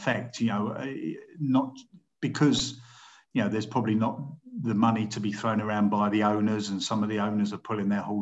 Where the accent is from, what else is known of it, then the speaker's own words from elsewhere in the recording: London, United Kingdom; I was brought up in Southwest London, quite close to Epsom